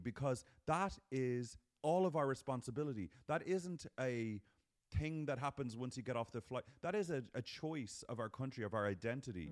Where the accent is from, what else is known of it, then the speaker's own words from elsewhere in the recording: Ireland; now in United States; We're Irish people